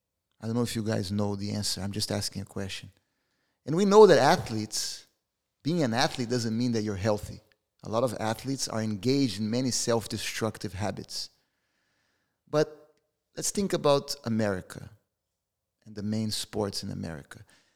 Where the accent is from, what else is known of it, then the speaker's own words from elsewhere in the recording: Brazil; We're from Brazil.